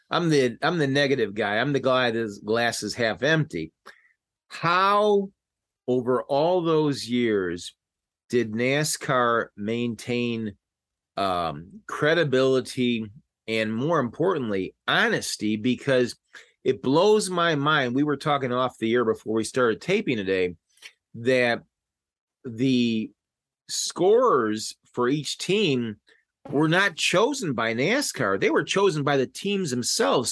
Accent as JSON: {"language": "English", "town": "Chicago", "region": "Illinois", "country": "United States", "said": "I'm from Chicago"}